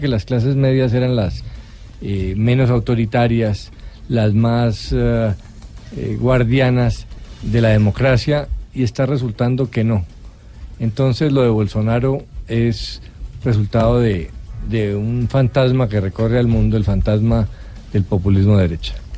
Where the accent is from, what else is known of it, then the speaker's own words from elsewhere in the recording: Colombia; somos los colombianos